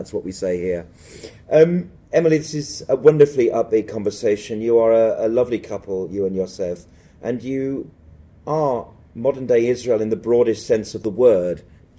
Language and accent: English; Birmingham, West Midlands, United Kingdom; I'm from Birmingham, England, but I am a Jew